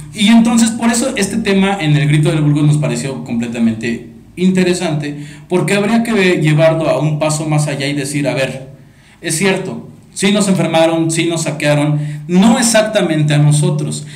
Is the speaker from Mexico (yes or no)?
yes; Mexico; nos atañe la sociedad mexicana